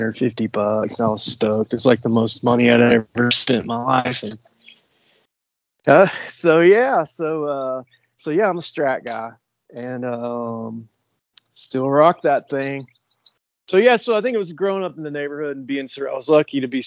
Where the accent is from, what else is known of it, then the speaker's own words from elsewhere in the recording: Kingsport, Tennessee, United States; accent: Appalachian; also born or lived in Chattanooga, Tennessee; I was born in Chattanooga, Tennessee, and then, I grew up in the far eastern part of Tennessee in a place called Kingsport, Tennessee, in the Tri-Cities